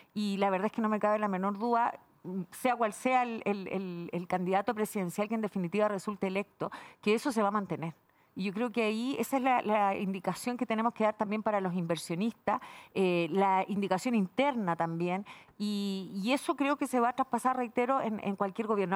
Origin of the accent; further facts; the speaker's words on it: Valparaíso, Chile; por la región de Valparaíso, que es donde yo nací, donde viví toda mi, juventud, donde estudié incluso también.